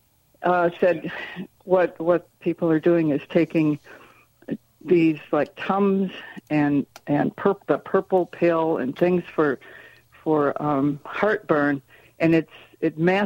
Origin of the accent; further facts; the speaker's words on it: Michigan, United States; I'm from Michigan